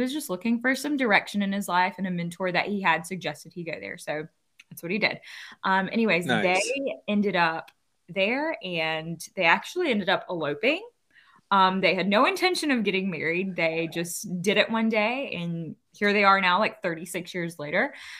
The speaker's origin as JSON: {"language": "English", "town": "Columbia", "region": "South Carolina", "country": "United States", "tie": "born or raised there", "said": "I am born and raised in Columbia, South Carolina, which is the capital city of our state. But my parents have a very cool story. So my dad is from Central India and my mom is from Central America."}